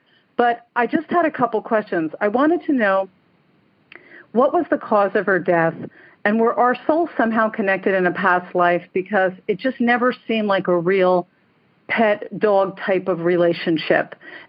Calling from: Stuart, Florida, United States; I'm calling from Stuart, Florida.

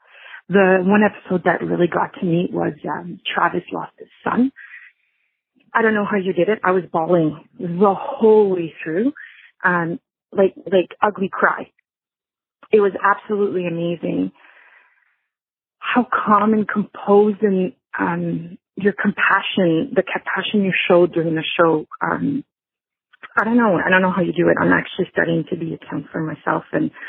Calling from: Ottawa, Ontario, Canada; I'm calling from Ottawa, Canada.

